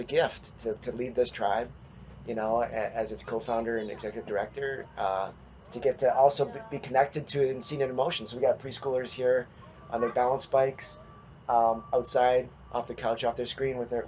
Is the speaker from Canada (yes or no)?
yes; about 300 km northwest of Winnipeg, Manitoba, Canada; moved away; I grew up in Canada. I grew up near outside of Winnipeg, about 300 kilometers northwest of Winnipeg in Manitoba.